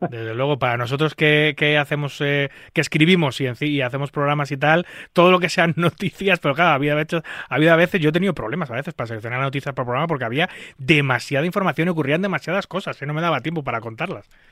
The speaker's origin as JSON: {"language": "Spanish", "country": "Spain", "said": "yo en un país como España"}